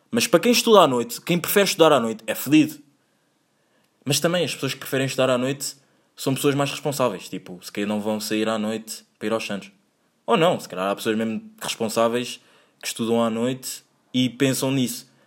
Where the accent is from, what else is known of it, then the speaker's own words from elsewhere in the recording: Angola; now in Portugal; sendo eu angolano, featuring português, mas querendo ser mais angolano. Não, não querendo, porque já yeah, amo o meu país uh, Angola, mas amo mais Portugal